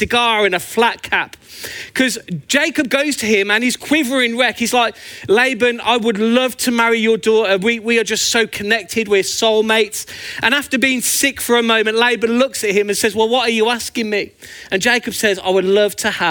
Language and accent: English; Birmingham, West Midlands, United Kingdom; also born or lived in Northampton; now in Luton, United Kingdom; as you can tell by my beautiful accent, I'm actually from Birmingham, but I always think of Northampton as home.